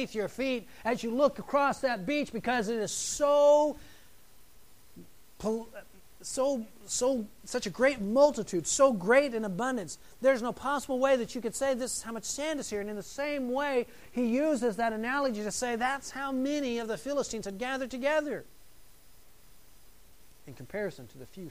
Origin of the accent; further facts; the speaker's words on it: United States; being an American